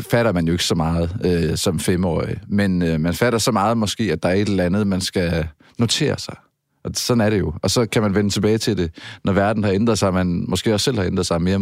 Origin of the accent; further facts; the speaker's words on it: Southern Denmark, Denmark; now in Aarhus, Denmark; det er også rigtigt, for jeg er oprindelig fynbo, men jeg har boet, som man måske kan høre, mange år i Aarhus. Man kan i hvert fald ikke høre mit fynske mere.